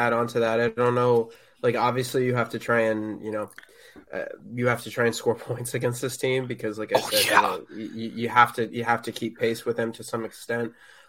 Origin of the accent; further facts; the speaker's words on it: Northern Virginia, United States; I grew up in Northern Virginia.